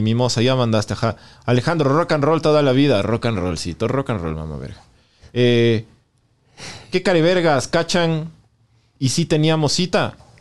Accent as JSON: {"language": "Spanish", "country": "Ecuador", "said": "mi querido Ecuador"}